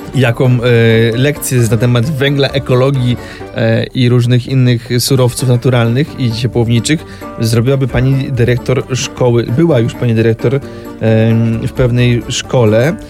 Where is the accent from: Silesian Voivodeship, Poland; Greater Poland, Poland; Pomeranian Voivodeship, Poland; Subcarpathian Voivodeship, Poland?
Silesian Voivodeship, Poland; pochodzę ze Śląsku